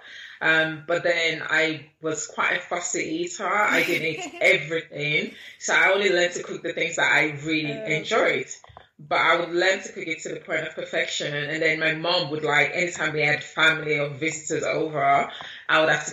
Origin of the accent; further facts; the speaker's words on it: London, United Kingdom; also born or lived in Nigeria / Lagos, Nigeria; I was born right here in London, in Camden, North London. But my mom took me to Nigeria as a baby. So I lived in Nigeria for the first 9 years of my life before I then came back to London, where I finished my secondary school